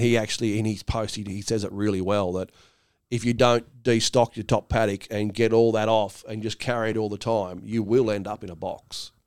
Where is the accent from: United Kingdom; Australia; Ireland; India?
Australia; I'm Australian